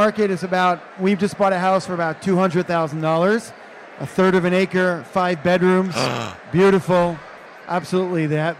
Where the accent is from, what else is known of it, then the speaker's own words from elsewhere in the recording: New York City, New York, United States; now in Omaha, United States; Well, I'm from Brooklyn, New York